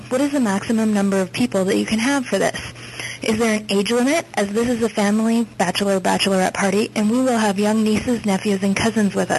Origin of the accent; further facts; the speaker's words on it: Canada; accent: Canadian; also born or lived in Winnipeg, Manitoba; I'm calling from Winnipeg, Manitoba, Canada